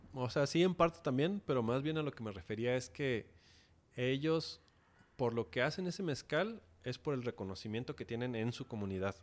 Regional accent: Mexico; uno como mexicano

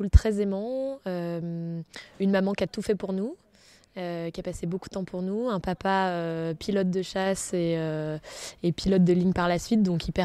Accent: Brest, Brittany, France; born there; je suis née à Brest. Euh, j'y suis restée 11 mois. Donc, euh, comme je vous disais tout à l'heure, je suis euh, bretonne quand il faut le dire, mais plutôt ma famille vient des Alpes.

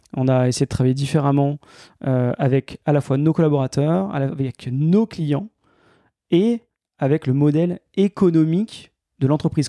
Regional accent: Grenoble, Auvergne-Rhône-Alpes, France; moved away as an adult; also born or lived in Paris; moi, je suis grenoblois, j'ai passé toute ma vie euh, dans, cette, dans cette belle région, toutes mes études, et je suis monté à Paris pour travailler.

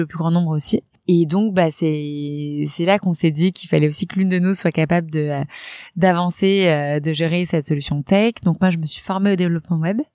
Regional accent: Reims, Grand Est, France; moved away; also born or lived in Paris; donc moi, j'ai grandi, euh, de base, je viens de Reims.

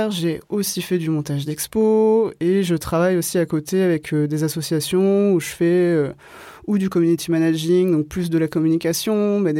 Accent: Marseille, Provence-Alpes-Côte d'Azur, France; Par exemple moi à chaque fois que je dis que je viens de Marseille, je envie toujours, enfin je sais pas, ça provoque toujours un, sentiment de ou d'hyper curiosité

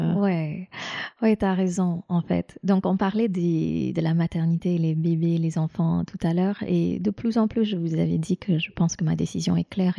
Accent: India; moved away; j'ai grandi en Inde

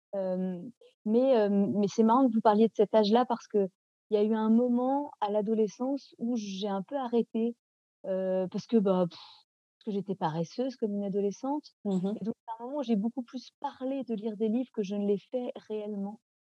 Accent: Nantes, Pays de la Loire, France; first language French; Moi, j'ai grandi à Nantes

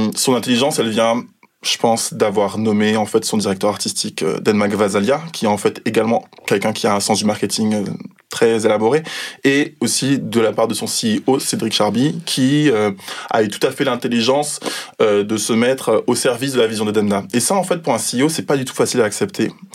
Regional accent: Guadeloupe; now in Paris, France; j'ai grandi en Guadeloupe et maintenant je travaille à Paris.

